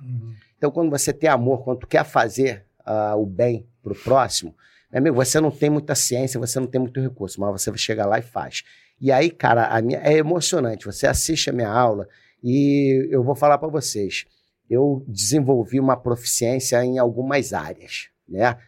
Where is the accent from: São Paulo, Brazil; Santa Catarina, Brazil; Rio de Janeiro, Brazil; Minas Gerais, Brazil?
Rio de Janeiro, Brazil; moved away as an adult; also born or lived in Brasília; now in Cabo Frio, Brazil; Eu sou cria lá do Jacaré.